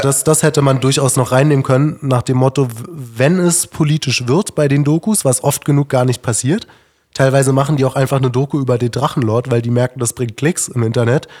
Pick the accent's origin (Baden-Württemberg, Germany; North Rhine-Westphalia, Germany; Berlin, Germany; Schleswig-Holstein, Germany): Berlin, Germany; ich bin recht links aufgewachsen und ich komme aus Berlin